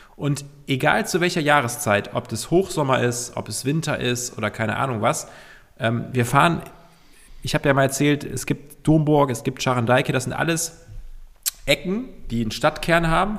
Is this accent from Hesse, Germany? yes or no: no; Cologne, North Rhine-Westphalia, Germany; wir sind Kölner